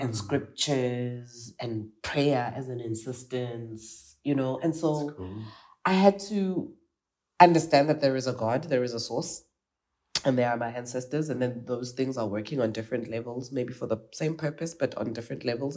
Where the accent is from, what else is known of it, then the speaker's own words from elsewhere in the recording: South Africa; I'm South African